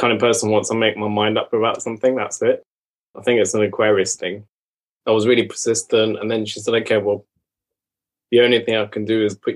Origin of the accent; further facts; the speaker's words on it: Iran; moved away; I'm from Iran originally